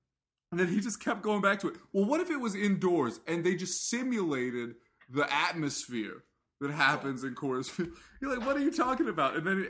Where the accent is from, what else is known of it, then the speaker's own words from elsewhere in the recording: United States; You know, I'm an American. I'm going to drink real cow milk or beef milk, if you will.